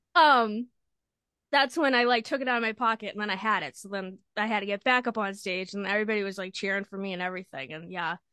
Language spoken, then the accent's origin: English; Lynn, Massachusetts, United States; I'm from Lynn, Lynn, Massachusetts.